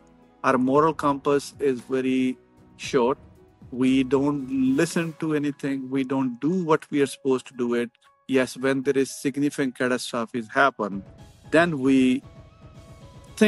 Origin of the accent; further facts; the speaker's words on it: India; moved away as an adult; now in United States; I'm from India. When I came to the United States 30 years ago